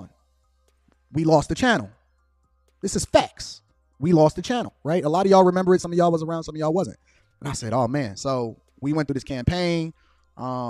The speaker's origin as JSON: {"language": "English", "town": "Chicago", "region": "Illinois", "country": "United States", "said": "I'm from Chicago"}